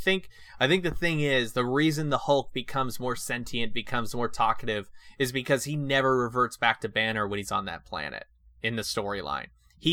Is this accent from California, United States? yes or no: yes; California, United States; moved away; I grew up in California.